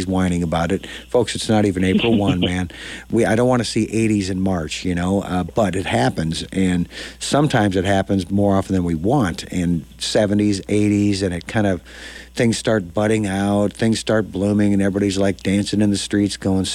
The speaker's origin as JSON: {"language": "English", "town": "Dodge", "region": "Nebraska", "country": "United States", "tie": "born or raised there", "lives_now": "Lincoln, United States", "said": "growing up in Dodge, I'm 100 miles north of here"}